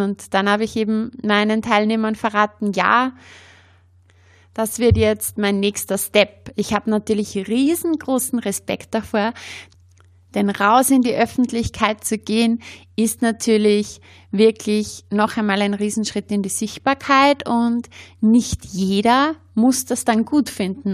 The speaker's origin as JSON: {"language": "German", "region": "Upper Austria", "country": "Austria", "accent": "Upper Austrian dialect", "said": "Ich komme ja aus Oberösterreich, habe äh, meinen oberösterreichischen Dialekt."}